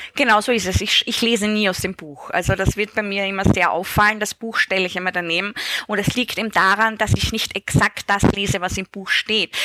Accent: Styria, Austria; in der Steiermark, da wo ich aufgewachsen bin.

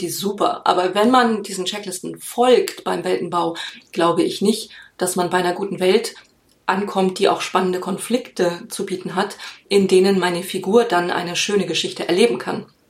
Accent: Germany; bei uns in Deutschland

